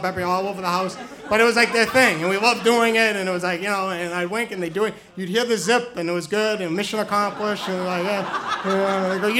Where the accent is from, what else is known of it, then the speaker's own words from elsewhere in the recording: New Hampshire, United States; I grew up in New Hampshire, and during my high school years, I had a tough time fitting